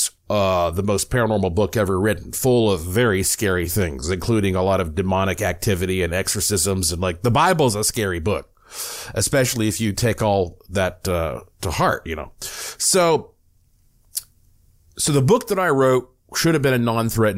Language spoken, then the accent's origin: English; Western North Carolina, United States; growing up in Western North Carolina